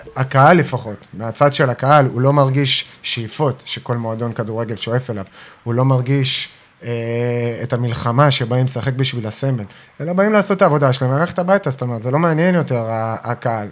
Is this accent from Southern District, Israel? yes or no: yes; Ashdod, Southern District, Israel